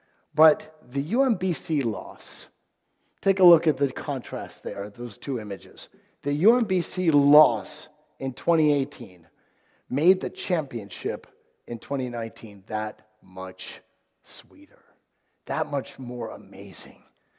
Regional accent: Virginia, United States; But so I grew up on Virginia, and for years we were never great.

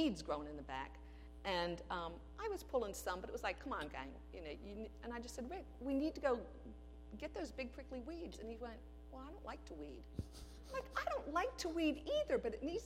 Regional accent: Aberdeen, Maryland, United States; I grew up in Aberdeen where on the little block we lived, everybody's father worked for the government

